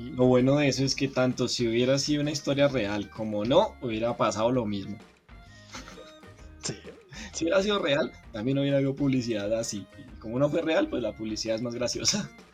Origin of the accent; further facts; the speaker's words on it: Colombia; Yo soy de Colombia